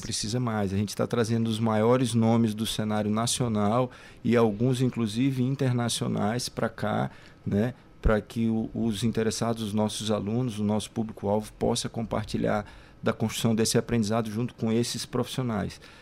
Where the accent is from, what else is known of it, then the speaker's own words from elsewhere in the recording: Goiânia, Goiás, Brazil; now in São Luís, Brazil; Eu sou goiano, né? Nasci em Goiânia, em Goiás, mas já moro aqui no Maranhão há mais de 20 anos